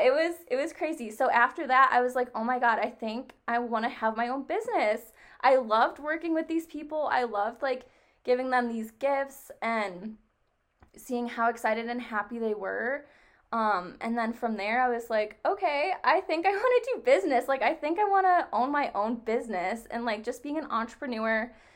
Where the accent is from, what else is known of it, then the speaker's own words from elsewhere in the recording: New York, United States; moved away as an adult; also born or lived in Nevada; I am actually from New York. And I moved to Nevada to go to school out there